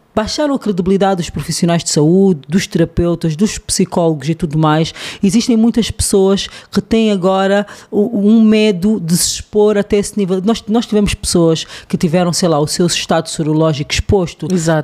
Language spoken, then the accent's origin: Portuguese; Angola